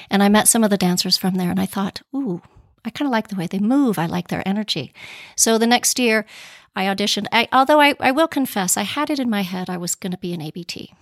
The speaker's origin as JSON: {"language": "English", "town": "Pueblo", "region": "Colorado", "country": "United States", "tie": "born or raised there", "also_born_or_lived": "New York City", "moved": "yes", "lives_now": "Boston, United States", "said": "Well, I am a native of Colorado. I grew up in Pueblo"}